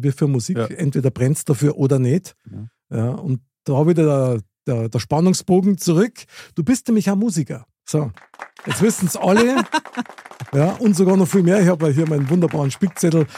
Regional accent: Munich, Bavaria, Germany; ich bin in München geboren, Innenstadt, Stiegelmeierplatz.

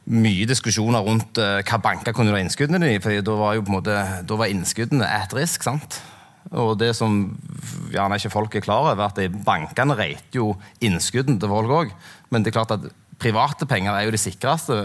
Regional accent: Sandnes, Rogaland, Norway; also born or lived in Kverneland; jeg vokste opp på Sandnes, og så flytta jeg til Kverneland.

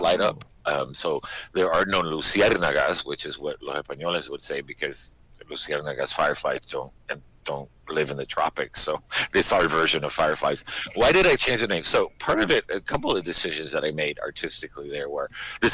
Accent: Miami, Florida, United States; born or raised there; also born or lived in Madrid, Spain / New York, United States / Maine, United States

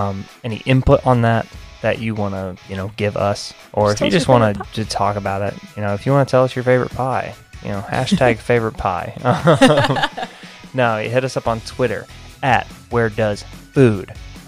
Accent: United States; I'm an American, baby.

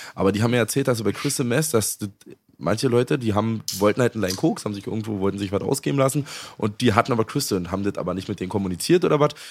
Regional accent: Germany; Ich bin noch in der DDR geboren.

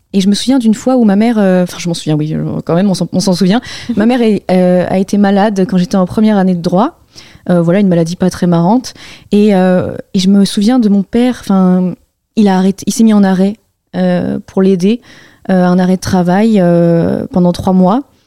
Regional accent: Tours, Centre-Val de Loire, France; moved away as an adult; now in Paris, France; j'ai grandi à Tours. Je suis Tourangelle

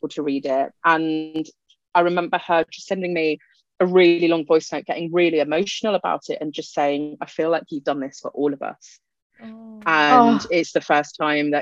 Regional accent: United Kingdom; first language Punjabi; English is a second language; being British Asian is like a kind of different culture of its own

